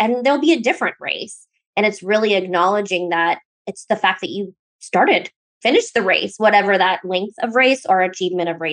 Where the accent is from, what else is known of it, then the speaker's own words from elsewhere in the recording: Alaska, United States; I'm from Alaska